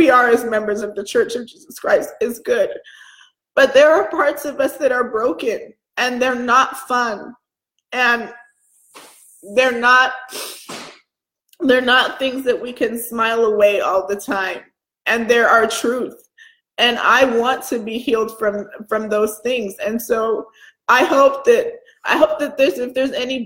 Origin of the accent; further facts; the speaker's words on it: Atlanta, Georgia, United States; moved away; also born or lived in Chicago; I grew up in Atlanta, I've lived in Chicago